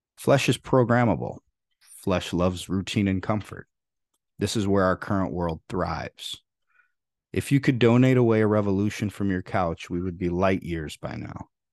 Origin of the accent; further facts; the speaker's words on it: Freeport, Illinois, United States; There weren't many truly rich people where I grew up in Freeport, Illinois